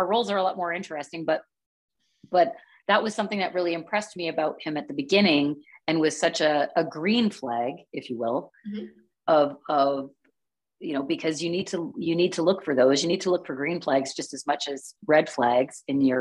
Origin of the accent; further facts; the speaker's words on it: Canada; I am still Canadian.